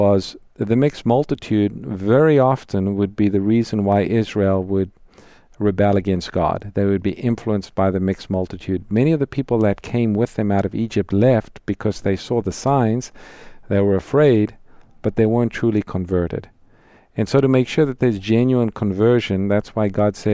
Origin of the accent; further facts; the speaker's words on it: South Africa; I'm from South Africa, grew up there